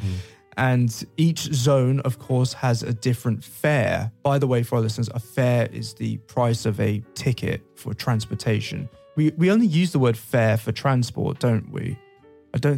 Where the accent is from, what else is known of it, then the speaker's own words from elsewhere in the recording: London, United Kingdom; moved away; I'm from London